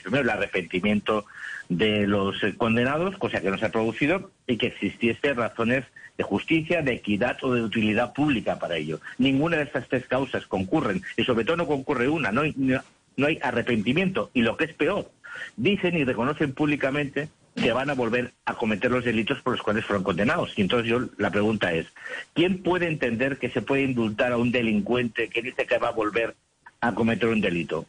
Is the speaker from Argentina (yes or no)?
no; Catalonia, Spain; now in Brussels, Belgium; Yo soy catalán